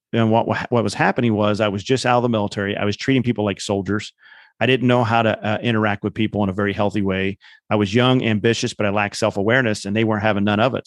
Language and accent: English; Indiana, United States; I grew up in Indiana